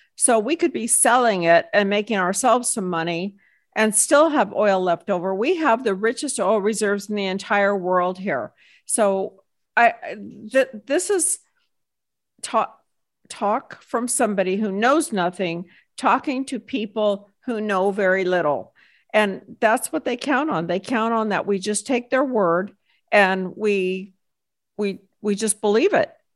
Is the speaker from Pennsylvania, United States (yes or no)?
no; Texas, United States; I am a business owner and I hail from Texas